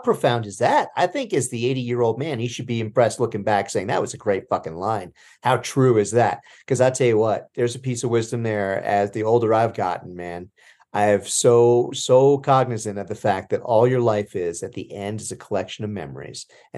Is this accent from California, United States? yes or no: no; New Jersey, United States; I'm from Jersey, though. I have that handicap.